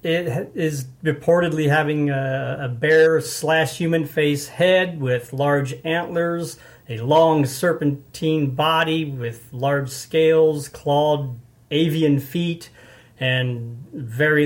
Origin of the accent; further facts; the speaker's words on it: Alton, Illinois, United States; moved away; also born or lived in Farmington, Missouri; I was born in Alton, Illinois